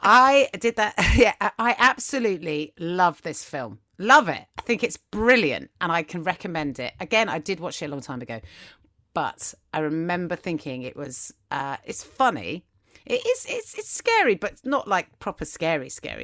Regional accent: England, United Kingdom; as English people

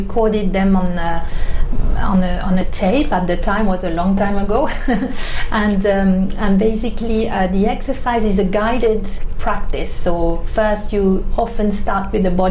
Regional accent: Switzerland; now in London, United Kingdom; I was living in my hometown in Switzerland

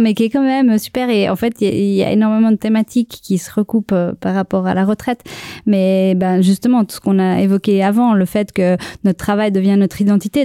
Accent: Switzerland; on est en Suisse et qu'on est un pays protestant

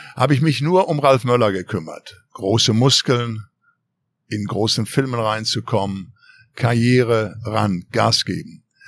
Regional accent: Ruhrpott, North Rhine-Westphalia, Germany; moved away as an adult; now in Los Angeles, United States; im Pott, wo ich herkomme, im Ruhrpott, in NRW

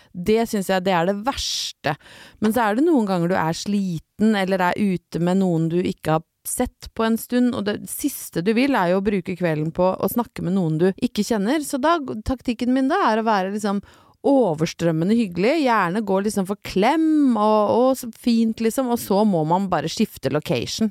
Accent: Norway; hjemme i Norge

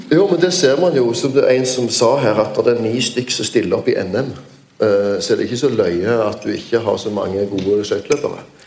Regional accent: Stavanger, Rogaland, Norway; min hjemby Stavanger

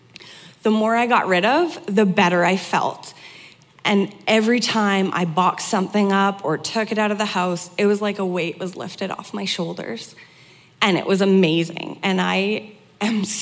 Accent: Fallis, Alberta, Canada; I am from a tiny little hamlet called Fallis, so it's west of Edmonton on your way to Jasper

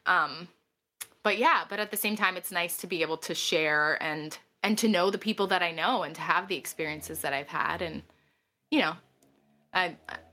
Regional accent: Wilkes-Barre, Pennsylvania, United States; now in New York City, United States; I'm from Wilkes-Barre, Scranton, Pennsylvania. Living in New York City

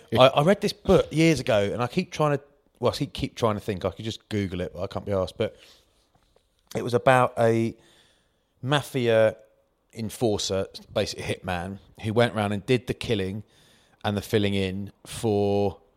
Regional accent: Maidstone, South East England, United Kingdom; I'm from Maidstone, Kent, mate.

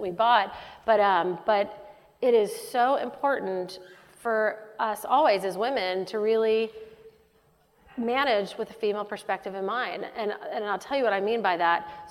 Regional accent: Dallas, Texas, United States; moved away as an adult; also born or lived in West Coast / Middle East; I'm from Dallas, Texas

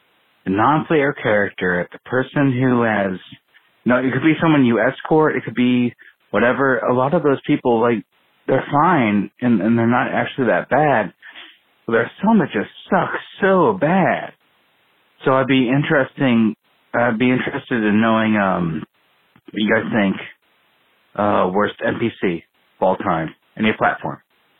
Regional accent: Midwest, United States; I'm from the Midwest. That's all you need to know.

